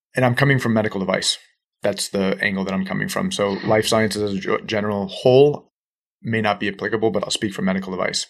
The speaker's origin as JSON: {"language": "English", "region": "Northeast", "country": "United States", "moved": "yes", "lives_now": "South Florida, United States", "said": "we're both Northeasterners. Transplants down to South Florida"}